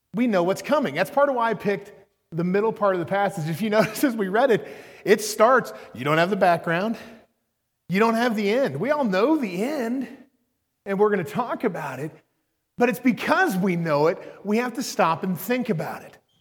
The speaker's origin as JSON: {"language": "English", "town": "Norman", "region": "Oklahoma", "country": "United States", "tie": "born or raised there", "said": "I'm from Oklahoma. I grew up in Norman"}